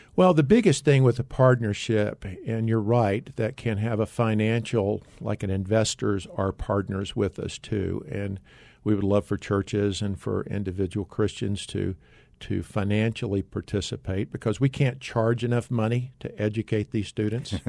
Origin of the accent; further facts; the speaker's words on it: North Carolina, United States; moved away as an adult; also born or lived in Tennessee / Dallas, Texas; now in Arizona, United States; I grew up in North Carolina. I'm thankful that, uh, to be a Tar Heel, I still am, even though I live in Arizona.